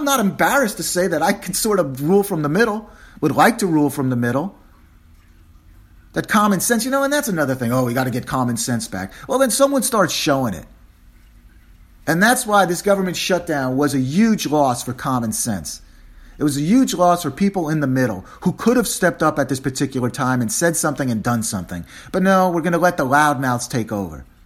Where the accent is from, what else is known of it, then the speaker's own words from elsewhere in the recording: New York City, New York, United States; now in Washington, United States; I'm a New Yorker